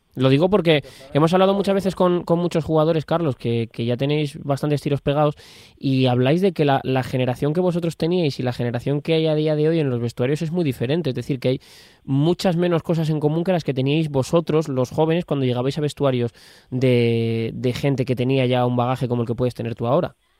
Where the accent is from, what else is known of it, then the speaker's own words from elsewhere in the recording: Community of Madrid, Spain; aquí en nuestra comunidad